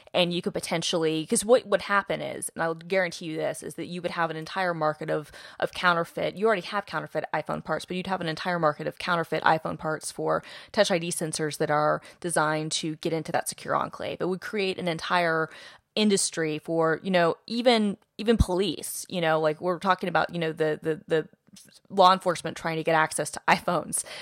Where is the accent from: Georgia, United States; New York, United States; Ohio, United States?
Georgia, United States; Atlanta; I'm from Atlanta